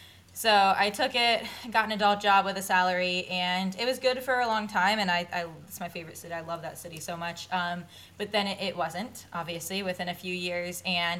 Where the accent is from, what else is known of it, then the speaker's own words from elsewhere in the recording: Deerfield Beach, Florida, United States; now in Orlando, United States; I grew up in South Florida like Jessie in Deerfield Beach, which is near Fort Lauderdale. But I obviously came to Orlando for the Disney College program